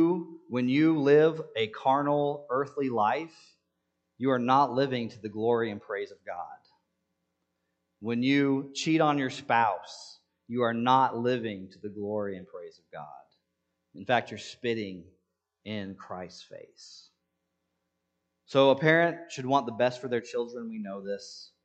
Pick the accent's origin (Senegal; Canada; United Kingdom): Senegal; English is a second language; Now, I grew up in Senegal, and people have attempted to dupe me before.